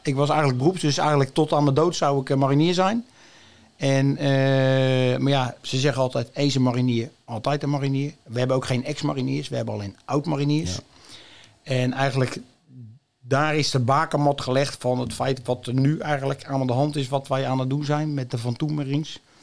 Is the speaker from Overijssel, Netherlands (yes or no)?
yes; Almelo, Overijssel, Netherlands; also born or lived in Leiderdorp; now in Noordwijk, Netherlands; ik ben, kom oorspronkelijk uit het oosten van het land. Ik ben in Almelo geboren.